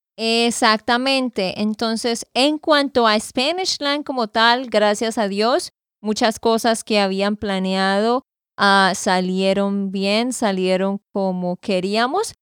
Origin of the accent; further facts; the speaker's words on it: Santander, Colombia; de Santander, Colombia